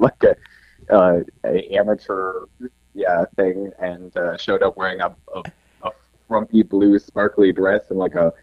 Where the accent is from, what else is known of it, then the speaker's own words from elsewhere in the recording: Minneapolis, Minnesota, United States; moved away as an adult; now in Seattle, United States; I am a wacky little drag artist, originally from Minneapolis